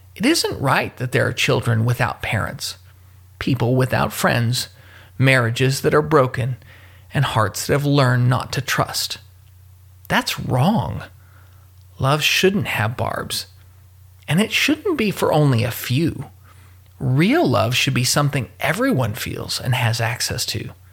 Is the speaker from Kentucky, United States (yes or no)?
yes; Louisville, Kentucky, United States; my hometown of Louisville, Kentucky